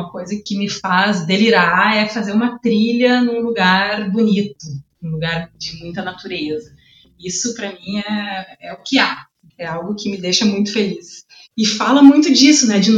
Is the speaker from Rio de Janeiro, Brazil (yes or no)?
no; Porto Alegre, Rio Grande do Sul, Brazil; also born or lived in Ribeirão Preto; Eu nasci lá, mas com dois anos e meio já vim para Porto Alegre e aqui me criei, né? Cresci aqui, já morei em vários lugares, mas aqui é minha cidade, né? Minha casa. Sou gaúcha mesmo. Eu voltei de Ribeirão falando porta.